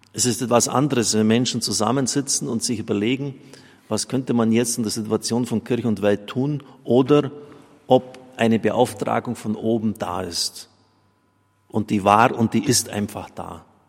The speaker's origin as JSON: {"language": "German", "country": "Germany", "said": "bei uns in Deutschland"}